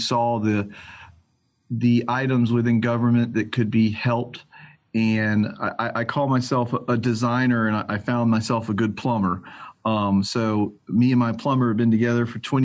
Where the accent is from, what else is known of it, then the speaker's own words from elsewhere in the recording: Atlanta, Georgia, United States; I'm born and bred in Atlanta, Georgia, one of the few guys left in town that was raised here